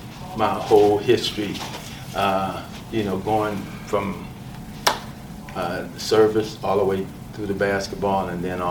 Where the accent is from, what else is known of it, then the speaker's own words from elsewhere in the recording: Ecorse, Michigan, United States; the local community I'm from, called Ecorse in Michigan.